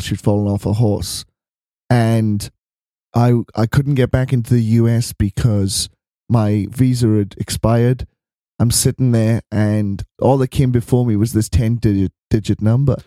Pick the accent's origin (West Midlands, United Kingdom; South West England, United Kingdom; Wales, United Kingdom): Wales, United Kingdom; now in Melbourne, Australia; we live in Melbourne. And I'm from Wales.